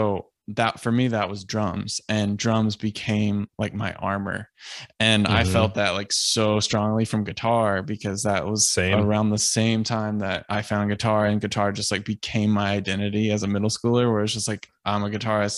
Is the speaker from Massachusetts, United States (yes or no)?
yes; Boston, Massachusetts, United States; well, we're both from Boston.